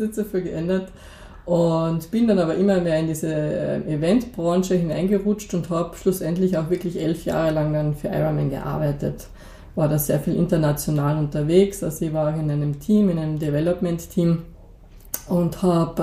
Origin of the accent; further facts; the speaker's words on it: Moosburg, Carinthia, Austria; also born or lived in Klagenfurt; ich bin aufgewachsen in Moosburg, in einer kleinen Gemeinde